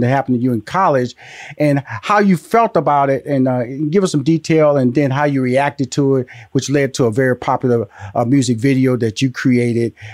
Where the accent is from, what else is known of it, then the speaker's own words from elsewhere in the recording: Houston, Texas, United States; also born or lived in Louisiana; I'm from Houston, Texas, by way of Louisiana